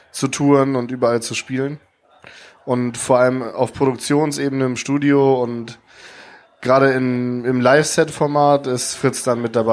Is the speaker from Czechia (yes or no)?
no; Hamburg, Germany; now in Kiel, Germany; Also ich bin, äh, ich komme aus Kiel, ursprünglich aus Hamburg